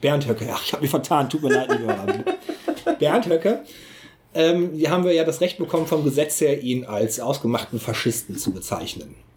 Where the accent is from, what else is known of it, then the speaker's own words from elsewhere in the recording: North Rhine-Westphalia, Germany; bei uns in Nordrhein-Westfalen